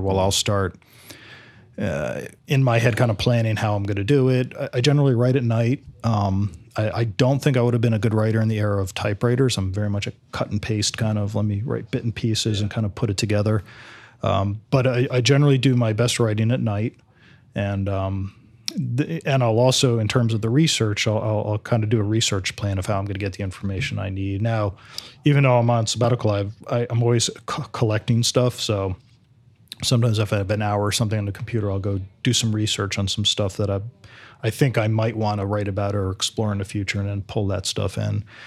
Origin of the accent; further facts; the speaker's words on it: New Jersey, United States; moved away as an adult; now in St. Petersburg, United States; I grew up in Jersey in the eighties.